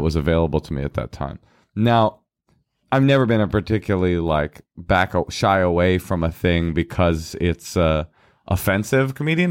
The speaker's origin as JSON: {"language": "English", "town": "Oakland", "region": "California", "country": "United States", "tie": "born or raised there", "said": "I am the kid that was raised in Oakland in Oakland public schools."}